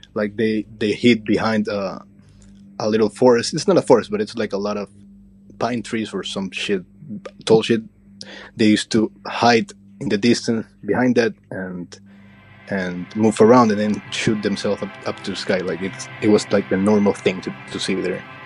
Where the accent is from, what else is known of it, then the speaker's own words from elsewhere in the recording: Ecuador; I'm from Ecuador in South America.